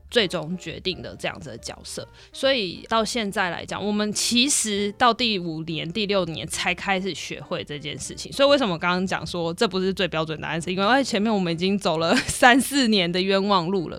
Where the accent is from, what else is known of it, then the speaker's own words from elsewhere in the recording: Wugu, New Taipei, Taiwan; 我就是一个新北市的比较乡下的地方